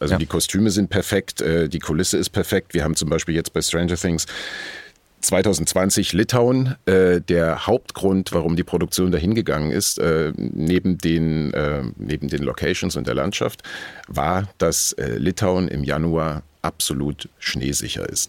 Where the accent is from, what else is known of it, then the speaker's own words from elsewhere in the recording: near Dresden, Saxony, Germany; moved away; die 80er Jahre äh, hinter Dresden, wo ich aufgewachsen bin